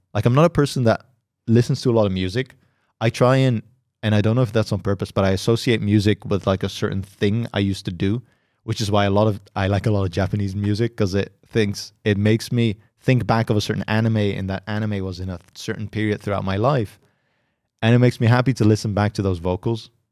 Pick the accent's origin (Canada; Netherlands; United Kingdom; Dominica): Netherlands; I'm from the Netherlands.